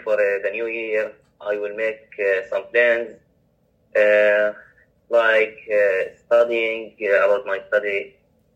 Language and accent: English; Palestine; I'm from Palestine